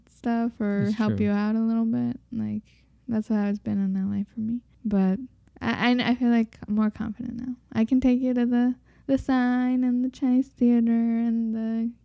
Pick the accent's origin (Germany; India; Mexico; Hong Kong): Mexico; moved away; I'm not from Mexico City. I'm from a small city